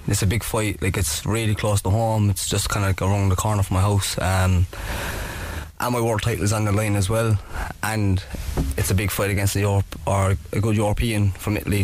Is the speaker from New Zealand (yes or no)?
no; Cork, Munster, Ireland